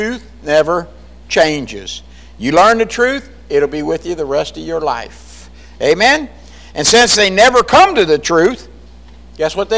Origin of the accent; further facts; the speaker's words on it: Jamestown, United States; I grew up in a little dinky Jamestown.